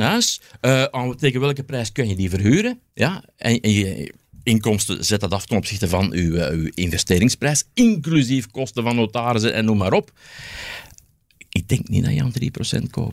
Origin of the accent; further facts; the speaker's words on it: Belgium; we hebben dan als Belg